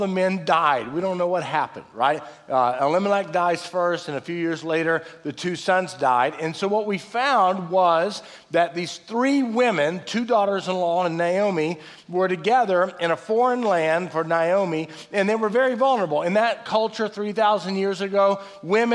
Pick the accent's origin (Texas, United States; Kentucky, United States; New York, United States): Texas, United States; Fort Worth; we lived on a prison farm growing up in Fort Worth